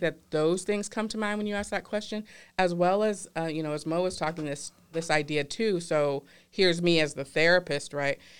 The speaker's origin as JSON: {"language": "English", "region": "the South", "country": "United States", "said": "I'm from the South, my family grew up in Louisiana"}